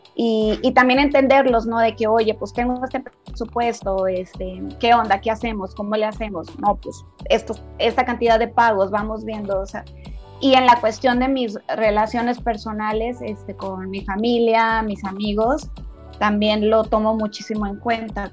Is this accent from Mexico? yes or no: yes; Tabasco, Mexico; now in Guadalajara, Mexico; soy tabasqueña, llevo casi 18 años viviendo en Guadalajara